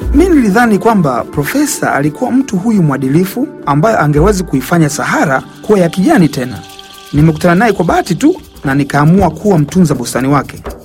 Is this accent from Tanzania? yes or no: yes; Tanzania; utotoni mwangu nchini Tanzania